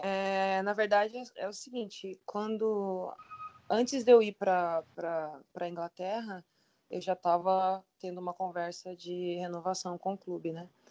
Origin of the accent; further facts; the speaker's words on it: Brazil; moved away as an adult; now in China; eu sou brasileira